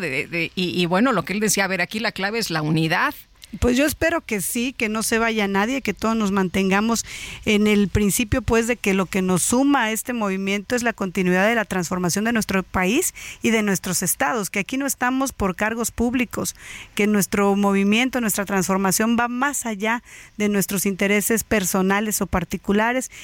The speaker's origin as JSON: {"language": "Spanish", "region": "Chiapas", "country": "Mexico", "said": "soy una chiapaneca orgullosa"}